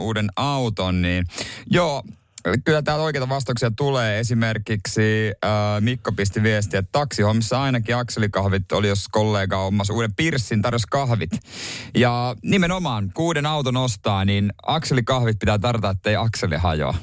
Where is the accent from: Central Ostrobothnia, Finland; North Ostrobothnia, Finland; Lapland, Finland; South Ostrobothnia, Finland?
South Ostrobothnia, Finland; Seinäjoki; mun kotikaupungissa Seinäjällä